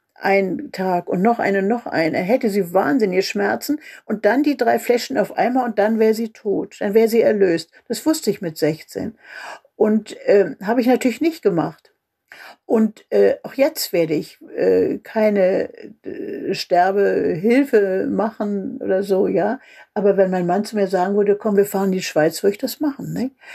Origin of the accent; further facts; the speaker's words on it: Germany; also born or lived in Berlin; now in Mecklenburg, Germany; als Deutsche in der Welt